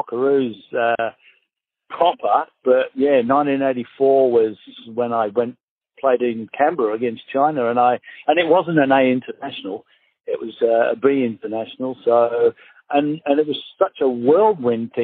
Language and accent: English; St Helens, North West England, United Kingdom; moved away as an adult; also born or lived in Manchester; now in Australia; I was born just outside Manchester, and I lived a long time in St. Helens.